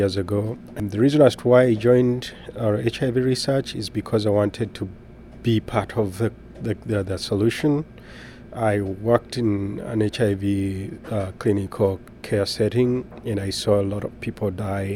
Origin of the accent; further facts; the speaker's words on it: Uganda; moved away; I am originally from Uganda in East of Africa and Sub-Saharan Africa